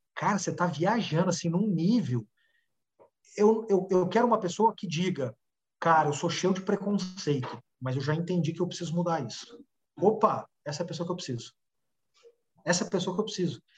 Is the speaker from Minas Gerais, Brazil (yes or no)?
yes; Uberaba, Minas Gerais, Brazil; moved away as an adult; now in São Paulo, Brazil; saí de Uberaba, Minas Gerais, quando eu tinha 20 anos, vim para São Paulo